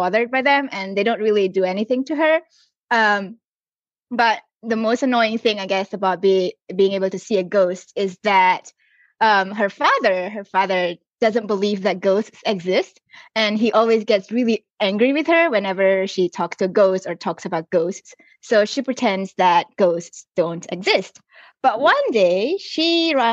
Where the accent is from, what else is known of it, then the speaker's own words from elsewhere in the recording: Singapore; now in Australia; I grew up in Singapore